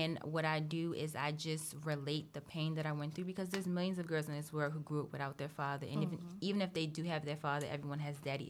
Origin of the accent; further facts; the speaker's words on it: Maryland, United States; also born or lived in California; I've lived in Maryland since I was 9